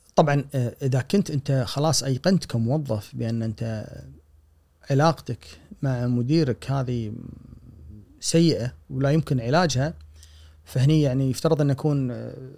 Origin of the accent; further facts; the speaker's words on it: Kuwait; عندنا بالكويت